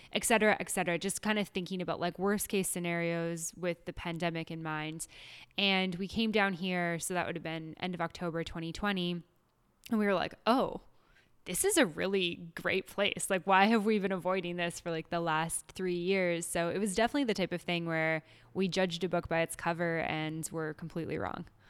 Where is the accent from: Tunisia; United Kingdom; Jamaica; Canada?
Canada; moved away as an adult; now in Mexico; being Canadian